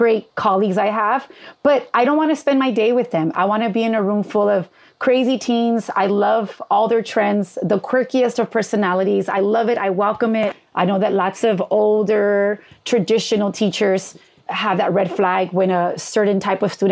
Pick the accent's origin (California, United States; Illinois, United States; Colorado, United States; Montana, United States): California, United States; Los Angeles; I grew up in East